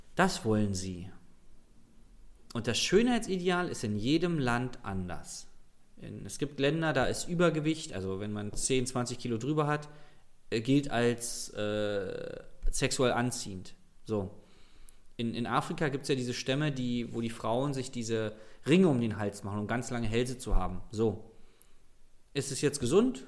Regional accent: Berlin, Germany; ich komme aus Berlin, ich rede halt so

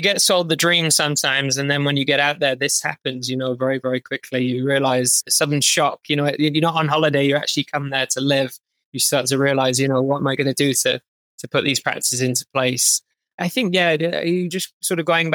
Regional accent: United Kingdom; moved away as an adult; as a Brit

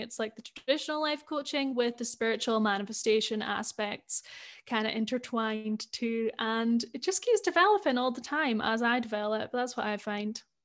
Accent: Scotland, United Kingdom; accent: Scottish; I grew up in Scotland

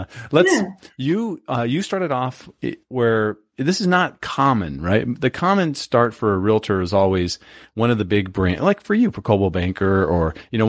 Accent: San Diego, California, United States; I grew up in Southern California, myself in San Diego.

